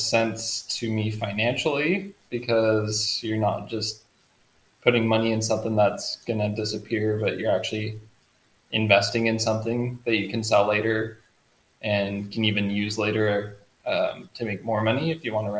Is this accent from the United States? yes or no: yes; Utah, United States; moved away as an adult; now in Southwest Florida, United States; So we are both from Utah.